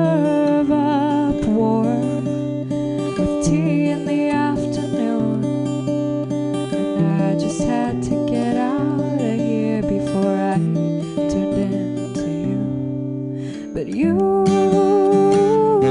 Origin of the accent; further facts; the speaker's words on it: San Francisco, California, United States; I was born and raised in San Francisco.